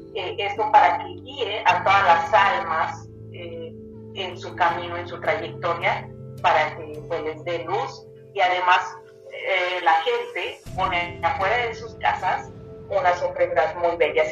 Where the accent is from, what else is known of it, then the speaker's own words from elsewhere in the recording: Cuernavaca, Morelos, Mexico; soy de Cuernavaca